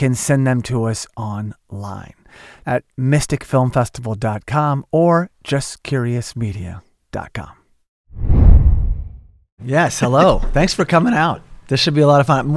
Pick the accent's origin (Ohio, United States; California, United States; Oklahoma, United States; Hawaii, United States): Oklahoma, United States; Tulsa; moved away as an adult; also born or lived in Los Angeles; I'm from Oklahoma, Tulsa, Oklahoma